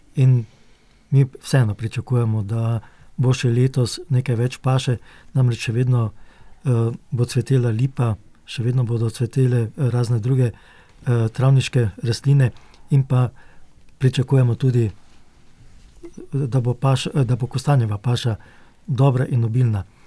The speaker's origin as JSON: {"language": "Slovenian", "country": "Slovenia", "said": "Slovenci smo"}